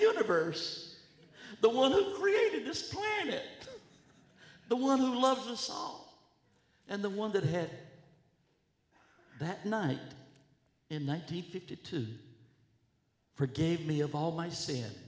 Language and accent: English; North Carolina, United States; moved away; also born or lived in Washington, D.C. / Princeton, New Jersey; I was raised in North Carolina, up a path, a mile down the path, on a tobacco farm